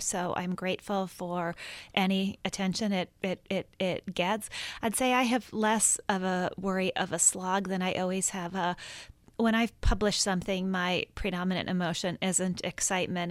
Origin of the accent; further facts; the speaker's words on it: Minnesota, United States; I grew up in Minnesota, and I think of myself in many ways as, as Minnesota nice